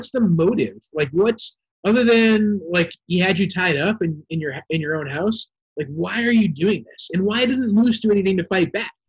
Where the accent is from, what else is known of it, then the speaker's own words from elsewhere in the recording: New Hampshire, United States; I'm from New Hampshire.